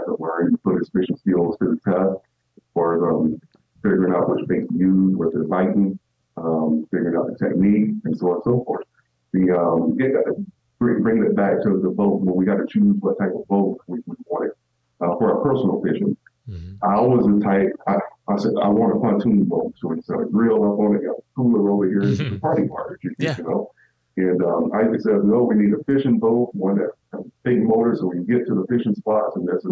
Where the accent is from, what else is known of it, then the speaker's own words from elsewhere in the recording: South Georgia, United States; growing up in South Georgia, and I mean deep South Georgia